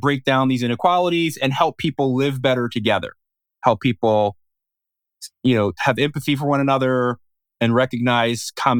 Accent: Philadelphia, Pennsylvania, United States; growing up in West Philadelphia, sort of very, you know, ethnically Black neighborhood, adjacent with a kind of ethnically Irish and an ethnically Italian neighborhood in South Philadelphia.

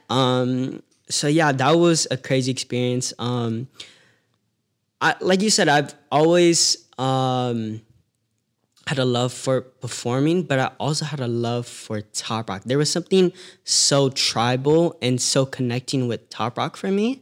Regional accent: Las Vegas, Nevada, United States; also born or lived in San Francisco Bay Area, California; I was born in the Bay Area, but, um, I was living in Las Vegas. Uh, you could say I was raised out there

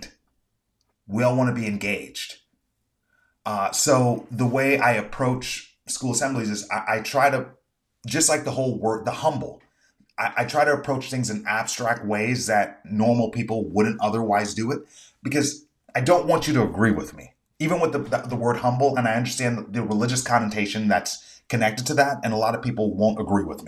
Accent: United States; I'm an American

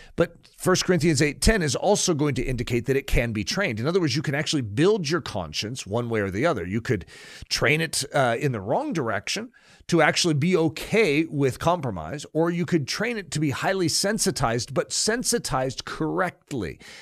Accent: United States

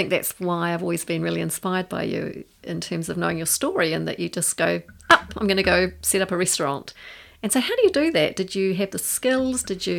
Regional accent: Christchurch, Canterbury, New Zealand; moved away as an adult; now in Wanaka, New Zealand; Born and bred in Christchurch.

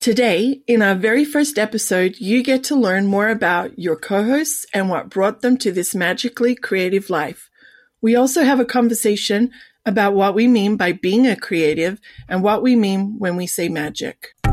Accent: Sydney, New South Wales, Australia; moved away as an adult; now in United States; I was born and raised in the beautiful Sydney

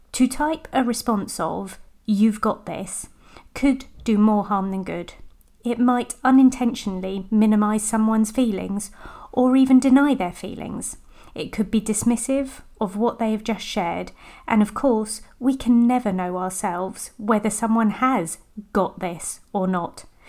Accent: United Kingdom; I'm British

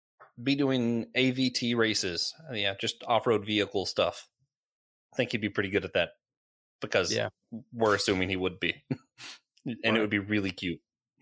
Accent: Knoxville, Tennessee, United States; I was born in Knoxville.

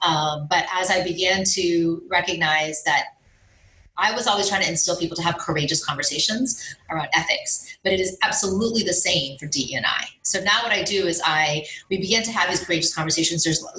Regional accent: India; obviously I'm Indian. So, you know, how has the Asian population been affected?

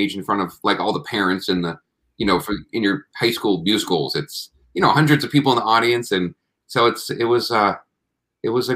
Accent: Plymouth, Massachusetts, United States; also born or lived in New York City; I was born in New York City, first 5 years there, and then the family moved to Massachusetts. And so I grew up in Plymouth, Mass, an hour south of Boston.

